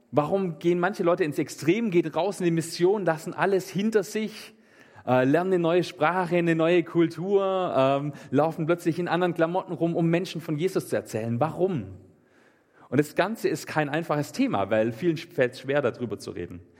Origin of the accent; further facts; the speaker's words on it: Meßstetten, Baden-Württemberg, Germany; Ich komme aus Messstätten und da sind die auch immer rumgelaufen.